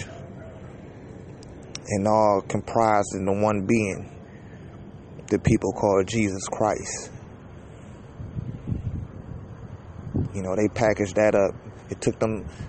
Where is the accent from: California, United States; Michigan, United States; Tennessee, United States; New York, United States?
Michigan, United States; Detroit; I'm from Detroit, Michigan.